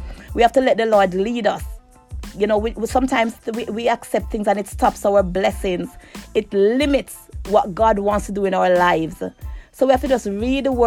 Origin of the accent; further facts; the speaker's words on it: Jamaica; moved away; me growing up in Jamaica, I didn't have much